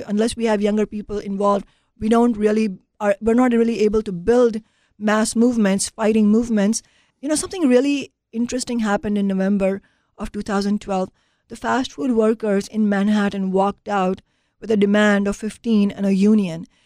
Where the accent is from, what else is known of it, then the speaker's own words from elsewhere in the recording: Mumbai, Maharashtra, India; moved away as an adult; now in United States; growing up in India